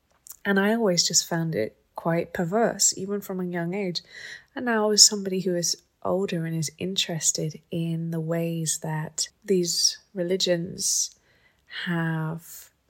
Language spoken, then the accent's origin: English; England, United Kingdom; I was brought up in England.